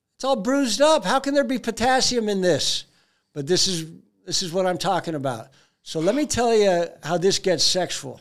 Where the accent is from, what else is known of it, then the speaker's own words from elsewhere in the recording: United States; I'm an American